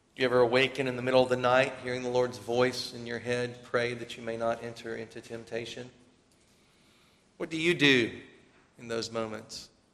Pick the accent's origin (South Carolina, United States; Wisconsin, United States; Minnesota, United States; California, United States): South Carolina, United States; We're from South Carolina.